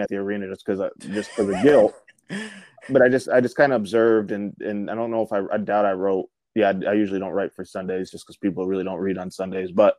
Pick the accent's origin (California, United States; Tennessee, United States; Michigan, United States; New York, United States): Michigan, United States; I'm from Michigan